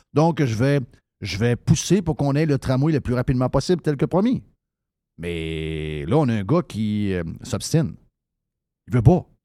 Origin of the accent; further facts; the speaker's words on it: Quebec City, Quebec, Canada; je suis de Québec